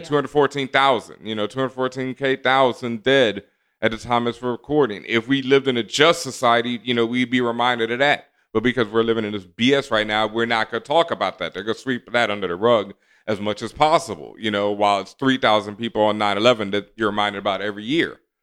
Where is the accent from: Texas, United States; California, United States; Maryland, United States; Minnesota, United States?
Texas, United States; Houston; I grew up in Houston